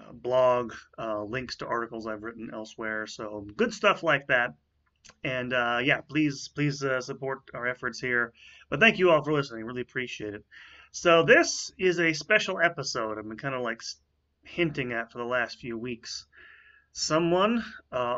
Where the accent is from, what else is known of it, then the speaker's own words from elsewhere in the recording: Tampa, Florida, United States; I grew up in what I would think as a sort of more or less standard suburban middle class home in Tampa until I was about 10 years old